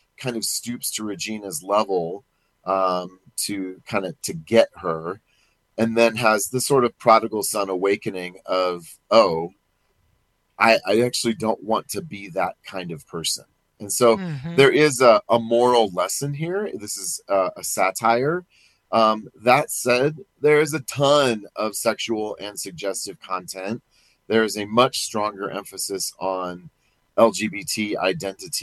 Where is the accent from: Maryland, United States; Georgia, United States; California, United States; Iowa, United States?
Iowa, United States; Perry; my hometown of Perry, Iowa